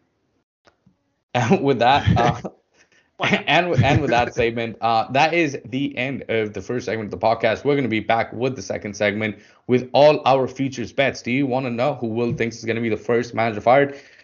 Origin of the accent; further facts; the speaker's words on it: India; I'm from India